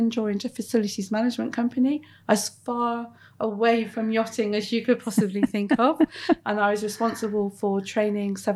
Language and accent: English; Plymouth, South West England, United Kingdom; moved away as an adult; also born or lived in Bristol; now in Plymouth, United Kingdom; So I grew up in Plymouth, uh, very much part of a middle class family.